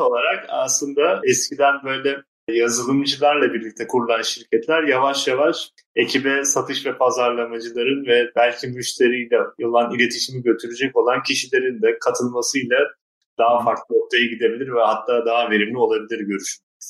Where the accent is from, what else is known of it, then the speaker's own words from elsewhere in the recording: Turkey; Akdeniz insanı olarak Türkler bunu iyi yapıyor yani. Biz işte bayağı insan ağırlamayı severiz